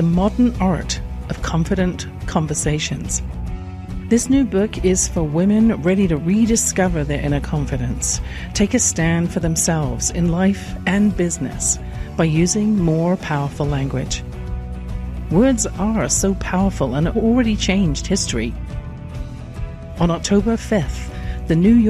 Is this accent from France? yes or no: no; England, United Kingdom; I grew up in England